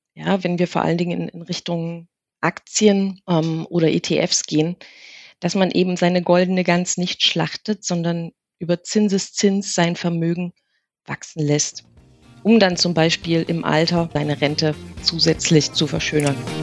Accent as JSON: {"language": "German", "region": "East Germany", "country": "Germany", "tie": "born or raised there", "also_born_or_lived": "Saxony, near Chemnitz", "said": "wir sind ja in der DDR groß geworden"}